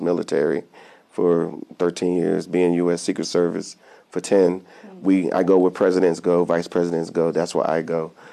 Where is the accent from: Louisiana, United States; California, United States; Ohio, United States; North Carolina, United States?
North Carolina, United States; Fayetteville; also born or lived in Augusta, Georgia; I was born in Augusta, Georgia, but I, I was raised in um, in Fayetteville, North Carolina